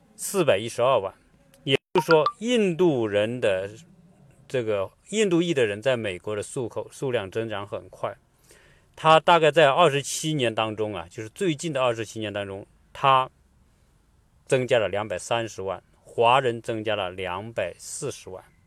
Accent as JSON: {"language": "Chinese", "region": "Hunan", "country": "China", "said": "跟我们湖南人或者是，呃，中国人四川人吃辣是一个道理"}